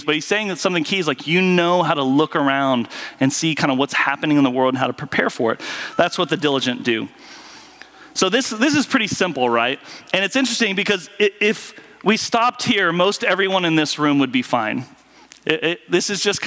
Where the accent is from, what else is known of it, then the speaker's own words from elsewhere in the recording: Southwest Kansas, United States; I grew up in Southwest Kansas around farmers